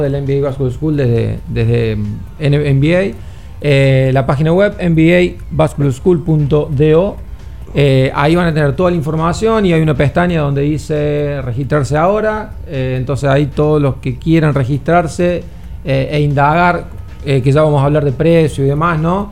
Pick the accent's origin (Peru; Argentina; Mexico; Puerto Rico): Argentina; now in Dominican Republic; yo soy argentino, entrenador argentino